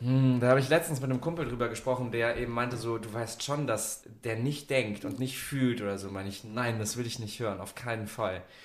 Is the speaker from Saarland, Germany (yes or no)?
no; Munich, Bavaria, Germany; now in Sylt, Germany; Ich komme ja ursprünglich aus München